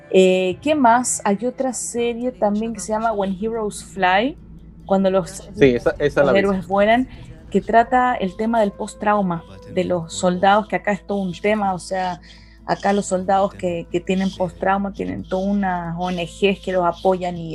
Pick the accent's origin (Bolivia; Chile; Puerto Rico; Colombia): Chile; now in Israel